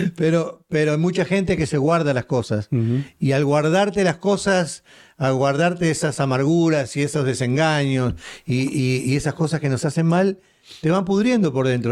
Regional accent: Uruguay; soy uruguayo

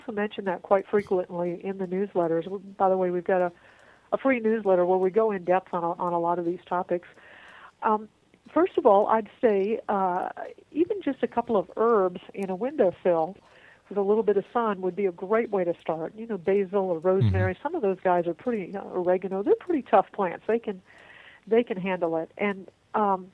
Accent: Florida, United States; now in Texas, United States; I was originally from Florida

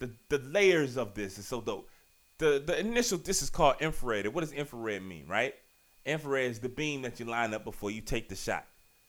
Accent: Richmond, Virginia, United States; I'm from Southside, Richmond, Virginia. I'm proud of it. I love Virginia.

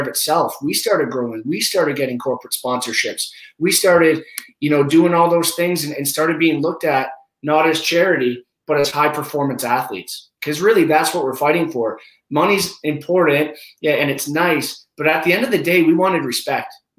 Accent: Canada; being Canadian

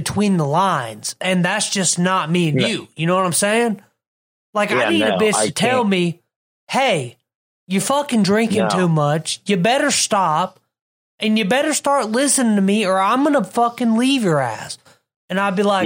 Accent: South Carolina, United States; moved away; also born or lived in Ohio; I grew up in South Carolina in the state where fireworks were always legal. And then when we first moved to Ohio

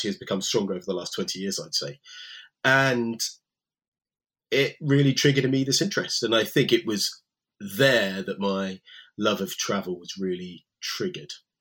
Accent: Windsor, South East England, United Kingdom; the local state comprehensive school in my hometown, Windsor

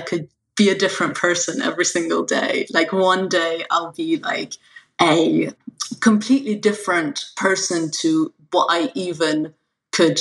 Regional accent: Iran; moved away; I'm an immigrant from Iran

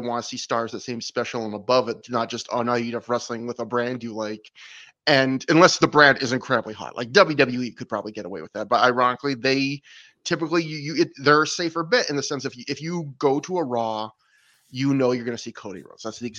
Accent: Canada; Brett, I'm Canadian.

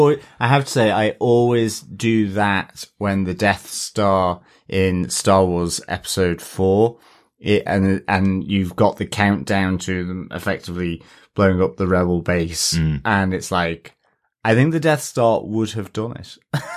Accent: Australia; Although, as an Australian, I know to give all jellyfish a respectful distance.

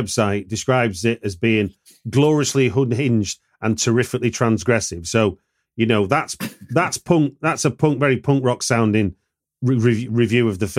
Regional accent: Hackney, London, United Kingdom; I'm going to see it when it hits my hometown of Hackney Picture House.

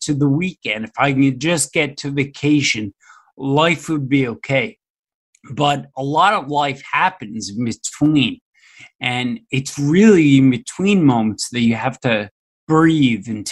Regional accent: Philadelphia, Pennsylvania, United States; born or raised there

